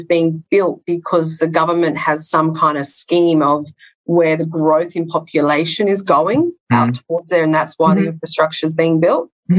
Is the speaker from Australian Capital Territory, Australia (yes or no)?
no; Sydney, New South Wales, Australia; obviously I'm from Sydney.